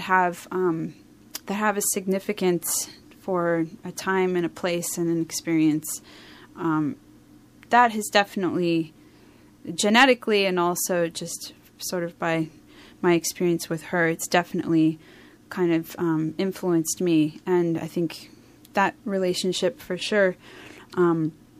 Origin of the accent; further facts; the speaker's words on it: New Jersey, United States; moved away; also born or lived in Philadelphia, Pennsylvania; the first part of my childhood, I lived in South Jersey